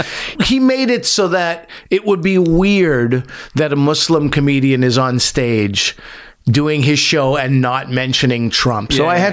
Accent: Montreal, Quebec, Canada; moved away; also born or lived in Chicago; because I grew up in Montreal, so there was no Howard Stern.

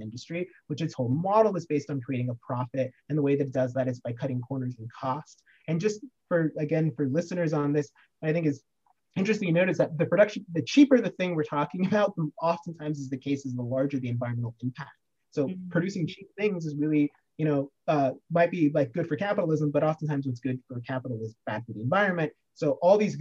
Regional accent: Oregon, United States; my home state of Oregon

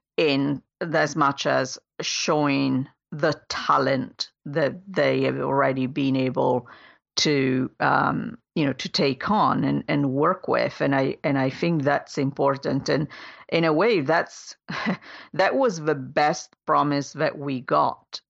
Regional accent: Italy; moved away; my home country in Italy

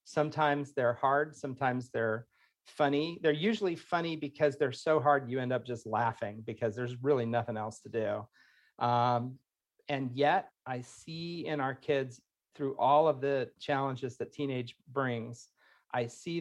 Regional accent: Indiana, United States; moved away as an adult; also born or lived in Florida; I'm from Indiana, so it's like we moved all over

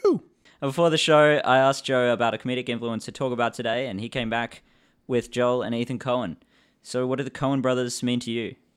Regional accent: England, United Kingdom; now in Australia; I'm from England originally.

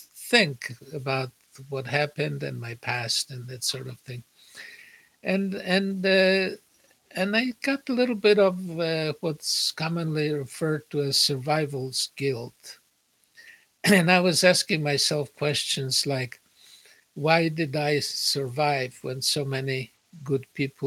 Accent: Poland; moved away; also born or lived in United States / Israel; I was an American and I had a PhD and I was born in Poland

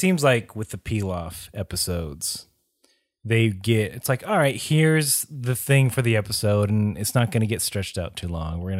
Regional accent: the South, United States; Growing up in the South, there were several people that would, man, they'd use a lot of foul language

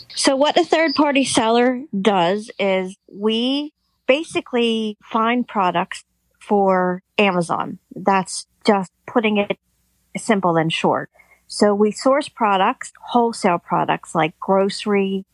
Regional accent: Pennsylvania, United States; I am from Pennsylvania

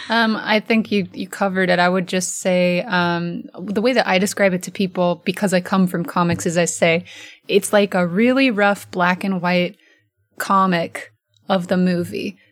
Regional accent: Oregon, United States; I'm from Oregon

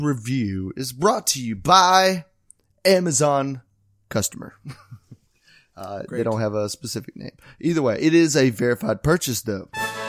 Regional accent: West Virginia, United States; Yeah, so I'm from West Virginia and I ….

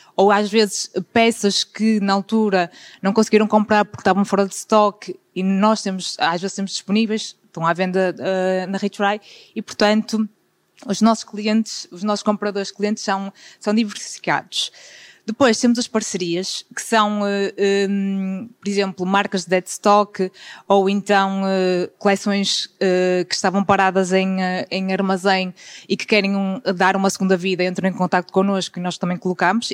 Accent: Guimarães, Norte, Portugal; sou de Guimarães

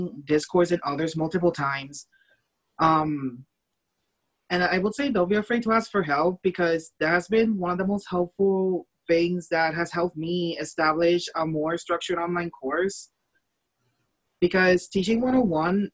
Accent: Puerto Rico; now in Normal, United States; fly back home to Puerto Rico

